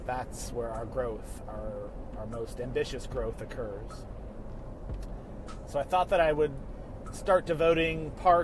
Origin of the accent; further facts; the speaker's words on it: Colorado, United States; also born or lived in California; now in Charlotte, United States; I was born in Colorado, lived in California most of my adult life, relocated to the South in 2006